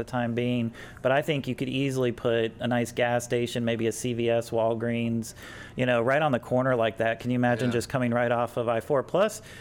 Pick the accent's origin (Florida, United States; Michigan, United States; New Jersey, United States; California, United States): Florida, United States; Mount Dora; I grew up in Mount Dora